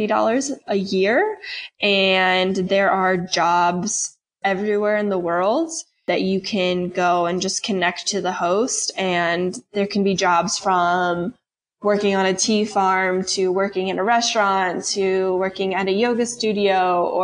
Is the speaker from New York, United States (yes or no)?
no; St. Louis, Missouri, United States; moved away as an adult; also born or lived in Kentucky / California; I'm from St. Louis originally